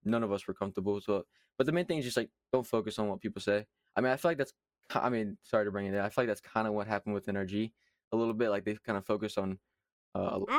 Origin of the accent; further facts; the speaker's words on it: Kentucky, United States; accent: southern; I am from Kentucky, so that's where I'm from.